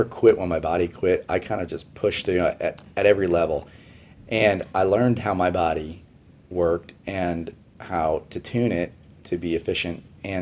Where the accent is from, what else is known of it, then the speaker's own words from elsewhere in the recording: Houston, Texas, United States; moved away as an adult; also born or lived in New York City; when I relocated from New York back to Houston after getting married and having kids